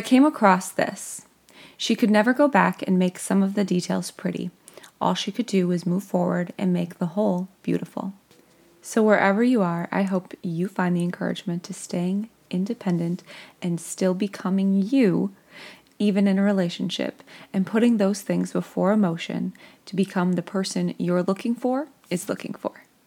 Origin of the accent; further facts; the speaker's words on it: Midwest, United States; accent: Midwestern; my Midwestern accent